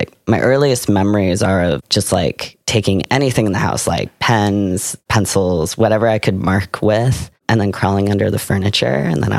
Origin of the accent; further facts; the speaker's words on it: Seattle, Washington, United States; now in Sonoma, United States; So I grew up in Seattle.